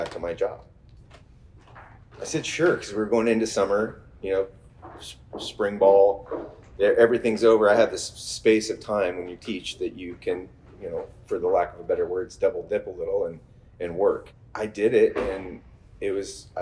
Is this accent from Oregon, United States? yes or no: yes; McMinnville, Oregon, United States; I grew up in McMinnville, Oregon, which for all intents and purposes makes me a little bit of a unicorn in the Oregon wine business